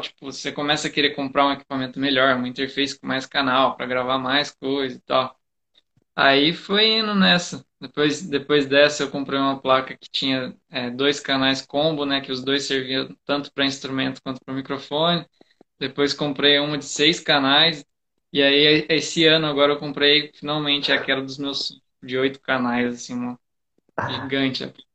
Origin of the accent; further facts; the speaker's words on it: Mogi das Cruzes, São Paulo, Brazil; lá em Mogi das Cruzes, que eu nasci em Mogi